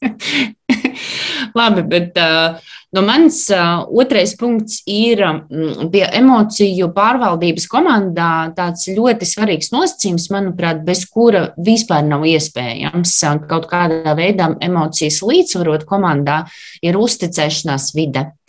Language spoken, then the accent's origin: Latvian; Latvia; es arī esmu latviete